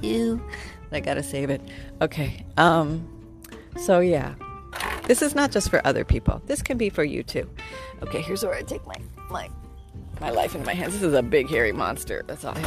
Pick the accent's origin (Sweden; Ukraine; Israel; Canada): Canada; I'm from Canada